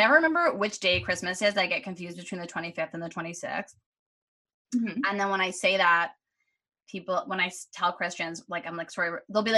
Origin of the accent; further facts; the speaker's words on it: Canada; being Canadian